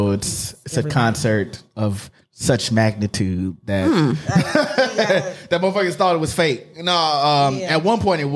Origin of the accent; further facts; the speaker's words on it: Midwest, United States; I am from the Midwest.